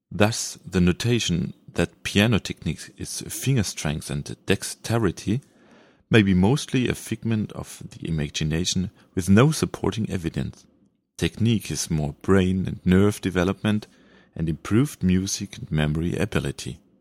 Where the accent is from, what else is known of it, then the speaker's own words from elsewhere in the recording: Germany; first language German; English is a second language; Sorry for my pronunciation. This is coming from Germany, so my mother tongue is German